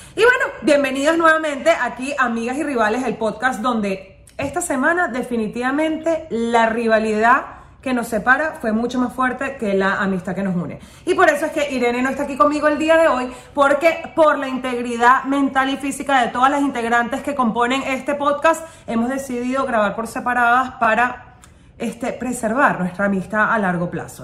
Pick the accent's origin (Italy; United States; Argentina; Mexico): United States; soy americana